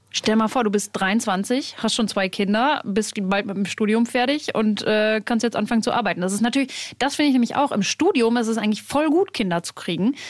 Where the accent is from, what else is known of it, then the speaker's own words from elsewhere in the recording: Germany; hier bei uns in Deutschland